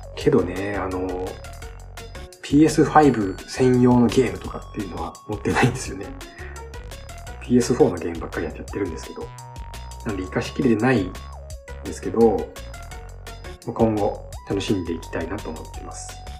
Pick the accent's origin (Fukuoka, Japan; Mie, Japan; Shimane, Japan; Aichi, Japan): Shimane, Japan; 生まれも育ちも島根県です。